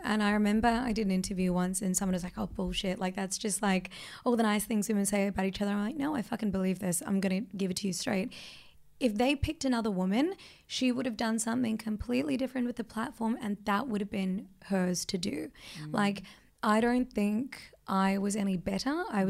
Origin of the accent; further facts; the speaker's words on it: Australia; also born or lived in India; I am Australian.